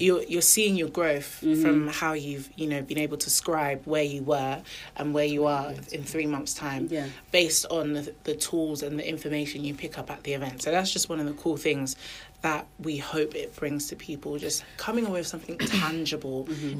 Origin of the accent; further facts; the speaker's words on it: Milton Keynes, South East England, United Kingdom; moved away as an adult; also born or lived in Nottingham; now in Birmingham, United Kingdom; I grew up in Milton Keynes, then I went to university in Nottingham.